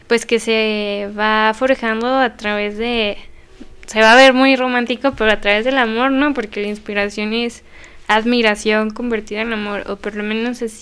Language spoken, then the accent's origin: Spanish; Zacatecas, Mexico; que soy zacatecana